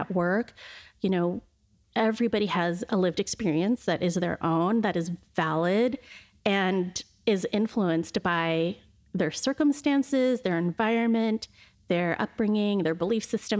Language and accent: English; Shoreline, Washington, United States; I grew up in Shoreline, which was a predominantly Caucasian community at the time